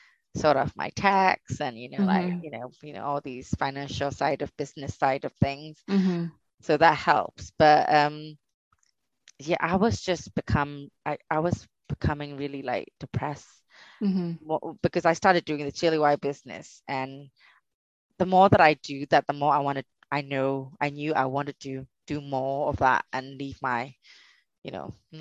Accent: Myanmar; moved away; growing up in Burma

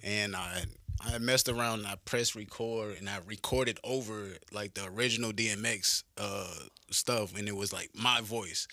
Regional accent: Pollocksville, North Carolina, United States; moved away as an adult; now in Clarksville, United States; I'm from this small, like, town called Pollocksville. It's, like, off by the coast, little country-ass town

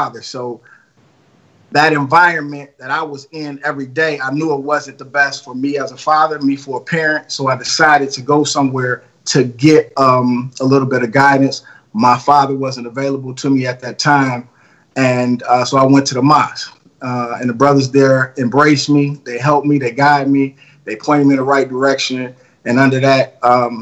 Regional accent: Detroit, Michigan, United States; I'm from Detroit, West Side. Shout out to the West Side of Detroit. What up, though? Born and raised, Detroit Public Schools

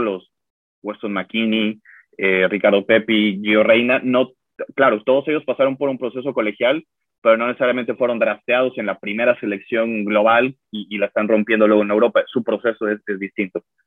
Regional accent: Mexico; como mexicanos

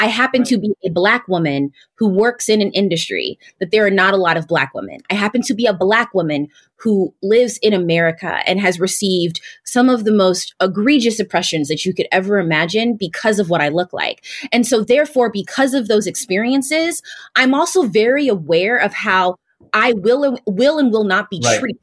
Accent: St. Louis, Missouri, United States; a Black woman who was born and raised in St. Louis, Missouri, I completely understood Blackness.

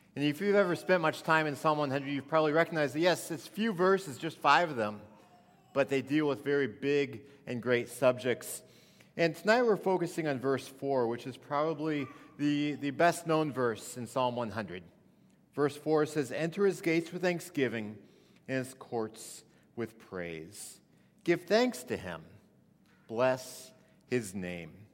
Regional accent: Missouri, United States; I grew up in Missouri.

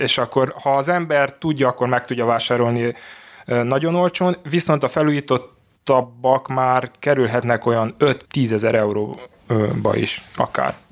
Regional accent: Oradea, Bihor County, Romania; Én Nagyváradon születtem, itt is élek

